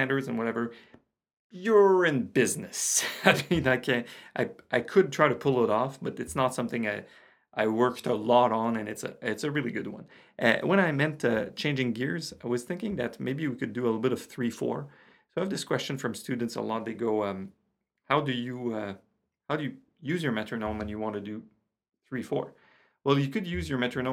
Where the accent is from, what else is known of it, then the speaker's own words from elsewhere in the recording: Canada; English is a second language; I'm French Canadian.